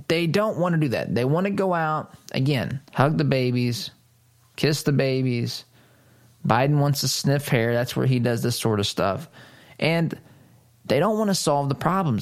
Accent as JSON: {"language": "English", "country": "United States", "said": "I am an American."}